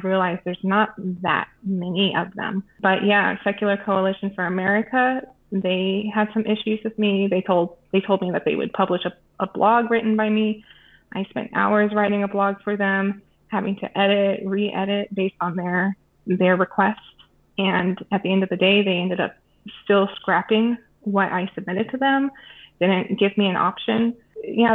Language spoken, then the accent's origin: English; United States; moved away as an adult; also born or lived in Minnesota; now in Sweden; I'm an American living abroad in Sweden.